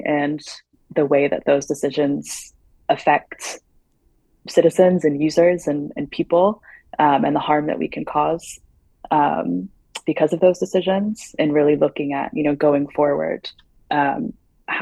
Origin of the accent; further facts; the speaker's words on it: United States; moved away; as an American living abroad